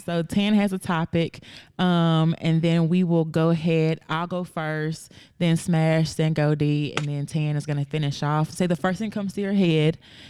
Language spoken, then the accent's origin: English; Atlanta, Georgia, United States; I'm from Atlanta.